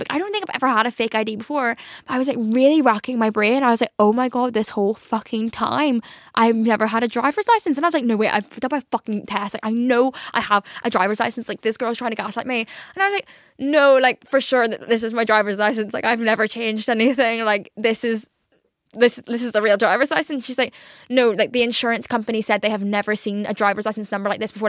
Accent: Northern Ireland, United Kingdom; now in London, United Kingdom; I'm from Northern Ireland.

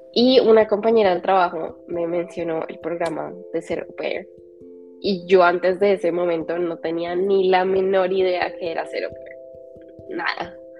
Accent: Colombia; moved away as an adult; also born or lived in England; Yo siempre supe que quería vivir fuera de Colombia

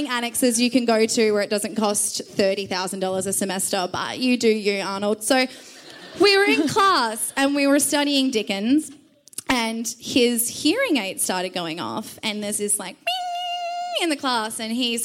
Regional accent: Perth, Western Australia, Australia; now in Victoria, Australia; I am from Perth

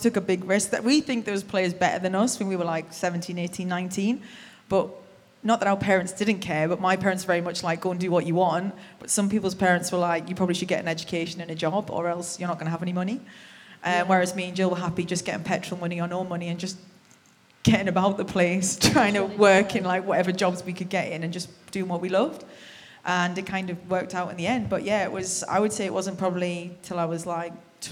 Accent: Durham, North East England, United Kingdom; I'm from Durham

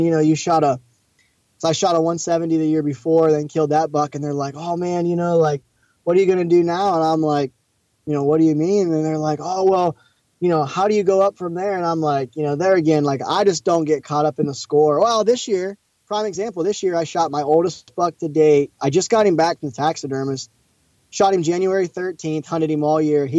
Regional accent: Eastern Ohio, United States; it's been fun growing up in Ohio

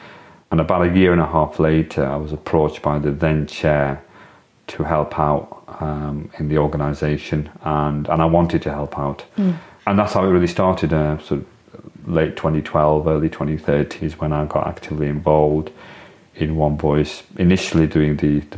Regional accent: Blackburn, North West England, United Kingdom; it's very different to when I was growing up as somebody from the South Asian heritage community

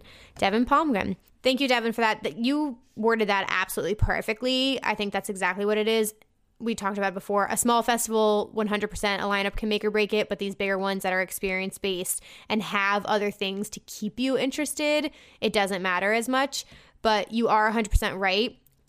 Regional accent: Germany; there are two pretty big festivals near my hometown in Germany that I go to every year, no matter what, because it's super convenient and I just love the vibes.

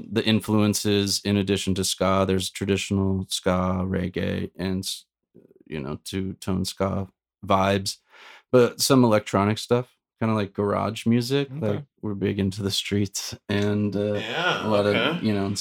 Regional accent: Orange County, California, United States; So I grew up in Orange County

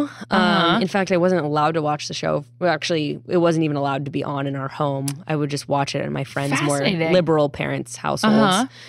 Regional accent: California, United States; I was born in California.

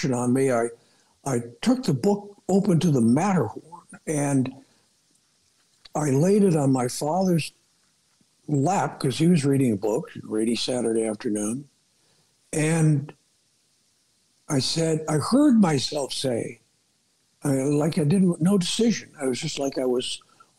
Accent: Glendale, California, United States; I was born in Southern California and grew up in a suburb of Los Angeles. A place called Glendale

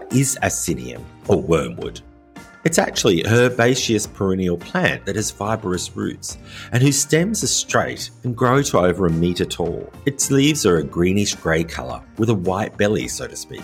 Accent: Australia; moved away as an adult; also born or lived in rural France; now in France; an Australian living in rural France

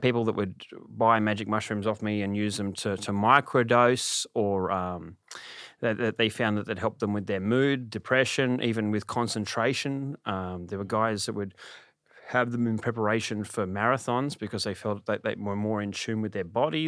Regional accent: Sydney, New South Wales, Australia; also born or lived in Bathurst; I grew up in Sydney.

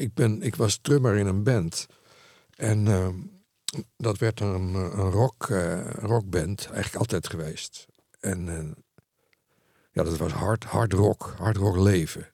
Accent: Netherlands; Ik ben een Nederlander

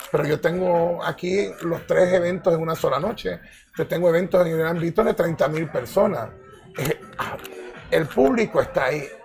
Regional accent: Ecuador; also born or lived in Puerto Rico; Y yo soy, me considero ecuatoriano y puertorriqueño.

